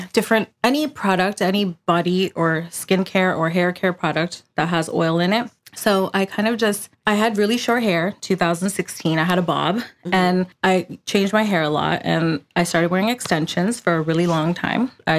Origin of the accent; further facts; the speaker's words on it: India; I think it's part of our culture because I'm Indian.